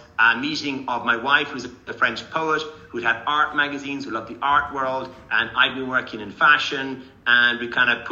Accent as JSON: {"language": "English", "country": "Ireland", "tie": "born or raised there", "moved": "yes", "said": "Born in Ireland in a family and in the countryside, born and reared with horses, animals, love the countryside"}